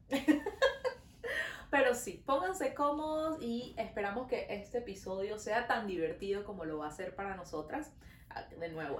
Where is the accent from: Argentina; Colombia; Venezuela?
Venezuela; now in Montreal, Canada